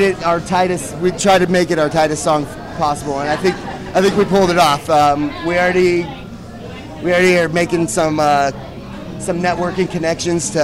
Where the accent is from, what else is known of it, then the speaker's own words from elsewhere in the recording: Santa Cruz County, California, United States; We were all in different bands growing up in the Santa Cruz County area